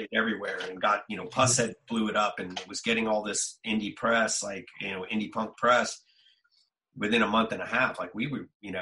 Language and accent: English; Southern California, United States; we're just dudes from Southern California